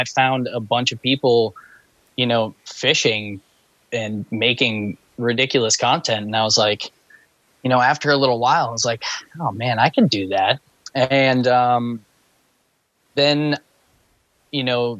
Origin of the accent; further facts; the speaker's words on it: New Hampshire, United States; also born or lived in Boston, Massachusetts; I was born in Boston, like right outside of the city, but I grew up in New Hampshire, and I've been bouncing back and forth my whole life